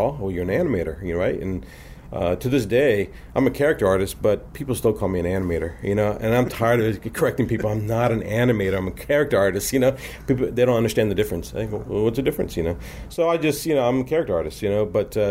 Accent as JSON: {"language": "English", "town": "Miami", "region": "Florida", "country": "United States", "tie": "born or raised there", "said": "I grew up in Miami, Florida. I was born and raised down in Miami, Florida"}